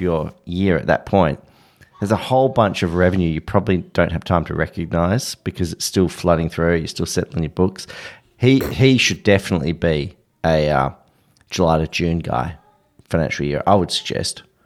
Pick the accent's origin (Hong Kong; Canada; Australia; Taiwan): Australia; I'm Australian